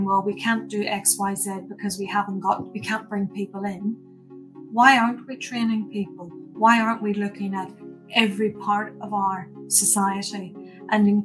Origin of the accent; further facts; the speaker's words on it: Ireland; moved away as an adult; also born or lived in England; now in New Zealand; you'll hear from my accent and hopefully you'll guess that I'm not originally from Aotearoa. So I started my life back in Ireland